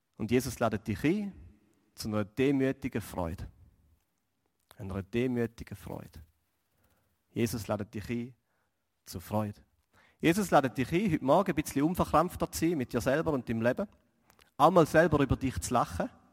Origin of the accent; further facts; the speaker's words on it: Switzerland; als Schweizer